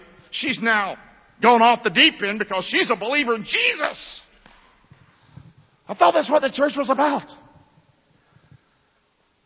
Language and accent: English; Rockingham, United States; I'm from Rockingham